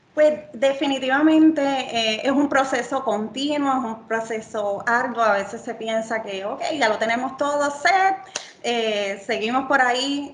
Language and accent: Spanish; Yauco, Puerto Rico; vengo de Yauco a Puerto Rico